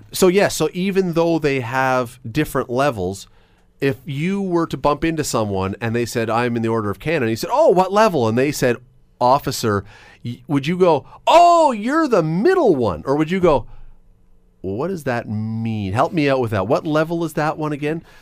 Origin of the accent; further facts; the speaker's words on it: Toronto, Ontario, Canada; moved away as an adult; now in Hamilton, Canada; I grew up in Toronto until I was about nineteen years old